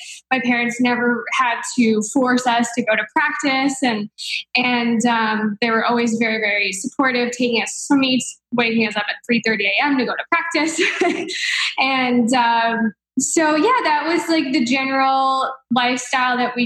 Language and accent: English; New Jersey, United States; I grew up in New Jersey and a small town about an hour from the city